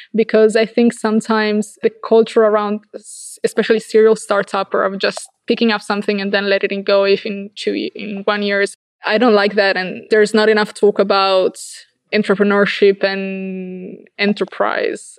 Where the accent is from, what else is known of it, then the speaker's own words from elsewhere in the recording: Verona, Veneto, Italy; also born or lived in Dolomites; I come from Verona, which is like an hour and a half